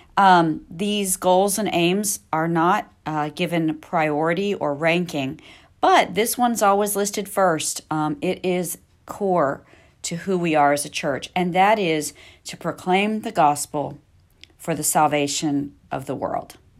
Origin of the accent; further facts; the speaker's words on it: Missouri, United States; I grew up in Missouri